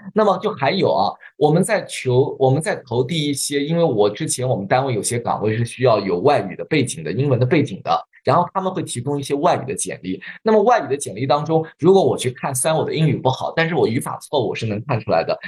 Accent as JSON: {"language": "Chinese", "country": "China", "said": "我们中国人"}